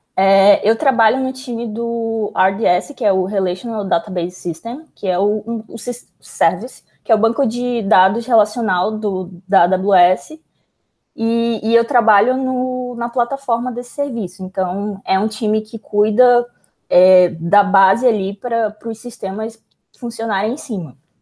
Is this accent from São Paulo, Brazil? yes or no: no; Manaus, Amazonas, Brazil; moved away as an adult; eu sou de Manaus, então Manaus é mais isolado ainda